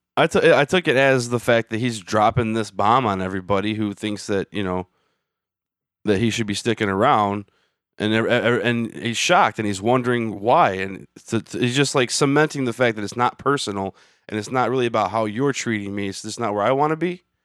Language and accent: English; Michigan, United States; I'm from Michigan.